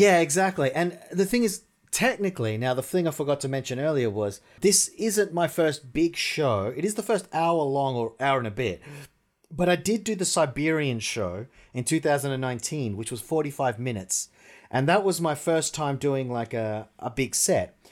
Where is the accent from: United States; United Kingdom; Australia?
Australia; moved away as an adult; now in Russia; I'm from Australia